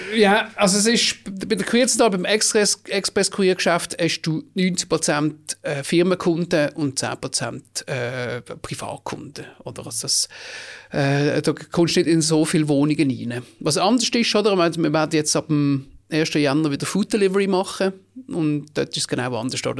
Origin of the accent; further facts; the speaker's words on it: Basel, Basel-Stadt, Switzerland; geboren im Frauenspital zu Basel und nachher an der Brisacherstrasse im Gleibasel, gerade beim Erasmusplatz, äh, 20 Jahre lang gelebt